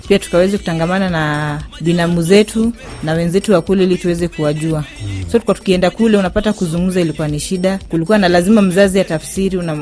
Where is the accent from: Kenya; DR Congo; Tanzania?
Kenya; Siaya, Siaya County; first language Luo; Swahili is a second language; mi ni mjaluo kutoka Siaya